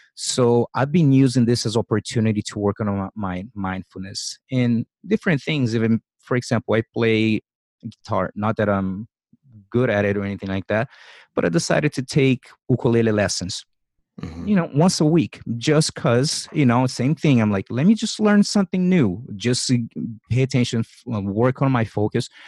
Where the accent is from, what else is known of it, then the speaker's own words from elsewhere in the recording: Brazil; moved away as an adult; I grew up in Brazil. I lived 24 years of my life there